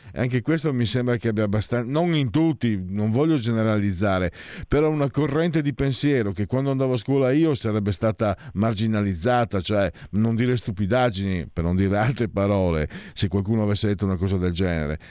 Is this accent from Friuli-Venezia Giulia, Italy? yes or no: yes; province of Pordenone, Friuli-Venezia Giulia, Italy; io vengo dalla provincia di Pordenone